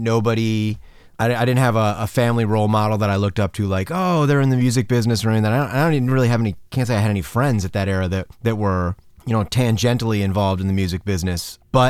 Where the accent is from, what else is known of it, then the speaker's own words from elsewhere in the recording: Downers Grove, Illinois, United States; also born or lived in Quincy, Illinois; I grew up in the suburbs of Chicago. I was born in Quincy, Illinois, actually. So downstate, kind of near St. Louis. Really small town.